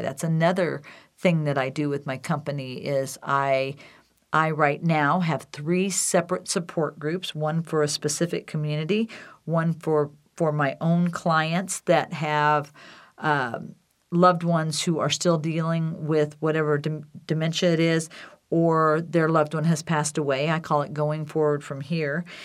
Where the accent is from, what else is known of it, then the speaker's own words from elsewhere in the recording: Decatur, Illinois, United States; now in Wheat Ridge, United States; Decatur, Illinois, my hometown